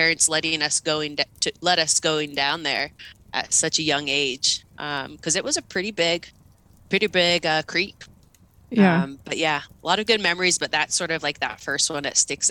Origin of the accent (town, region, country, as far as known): Longview, Washington, United States; born or raised there